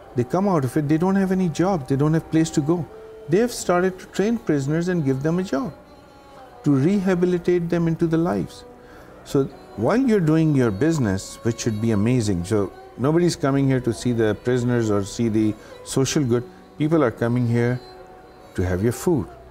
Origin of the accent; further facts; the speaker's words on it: Karachi, Sindh, Pakistan; moved away as an adult; now in Dubai, United Arab Emirates; I come from Pakistan, so I started in Karachi in Pakistan